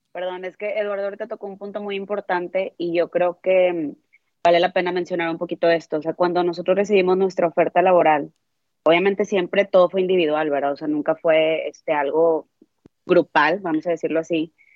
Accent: Monterrey, Nuevo León, Mexico; moved away as an adult; now in United States; Yo soy de Monterrey, Monterrey, Nuevo León

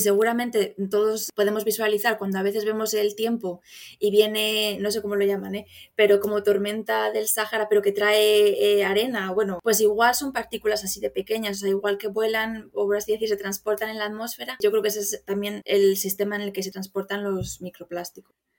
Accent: Zamora, Castile and León, Spain; moved away as an adult; now in Ireland; soy de Zamora, aunque actualmente vivo en el extranjero, llevo viviendo en el extranjero varios años.

